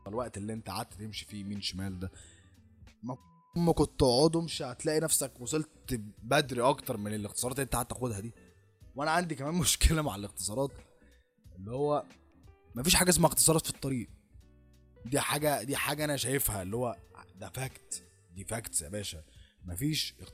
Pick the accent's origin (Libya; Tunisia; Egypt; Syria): Egypt; لازم احنا كمصريين لازم نتحنك